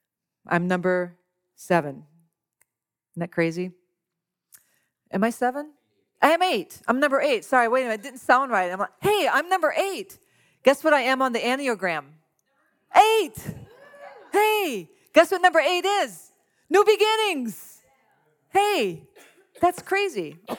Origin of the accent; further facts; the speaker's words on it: Louisiana, United States; I'm from Louisiana. I am Cajun to the core. I don't sound like it, but I eat like it.